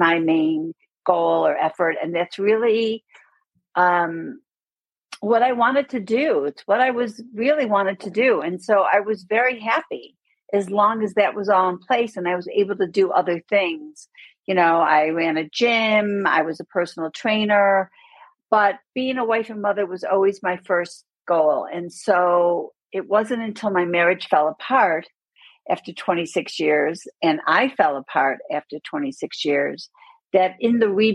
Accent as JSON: {"language": "English", "town": "Buffalo", "region": "New York", "country": "United States", "tie": "born or raised there", "moved": "as an adult", "lives_now": "Aspen, United States", "said": "I grew up in Buffalo, New York."}